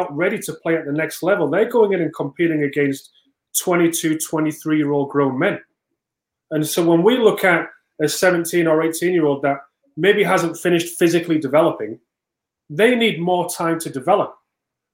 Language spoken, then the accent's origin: English; England, United Kingdom; now in United States; I came from England